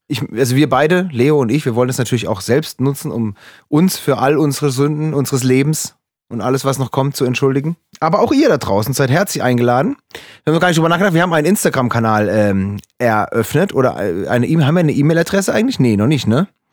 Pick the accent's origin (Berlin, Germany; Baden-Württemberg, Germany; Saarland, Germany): Baden-Württemberg, Germany; Freiburg; meine Heimatstadt Freiburg